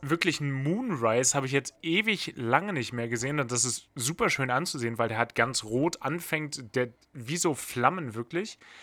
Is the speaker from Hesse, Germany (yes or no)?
no; Bad Pyrmont, Lower Saxony, Germany; da wurde bei mir aus, aus Bad Pyrmont auch mal ganz schnell Hamburg